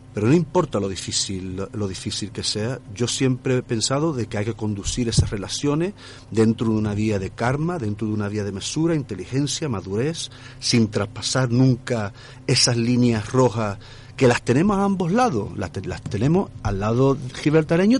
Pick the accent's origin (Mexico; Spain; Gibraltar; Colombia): Gibraltar; mi pueblo, de Gibraltar